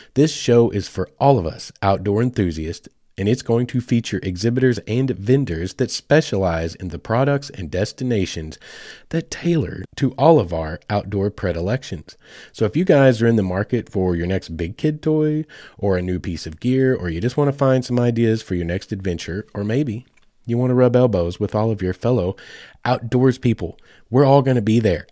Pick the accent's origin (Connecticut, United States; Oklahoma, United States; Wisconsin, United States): Oklahoma, United States; now in Fort Smith, United States; I grew up in Oklahoma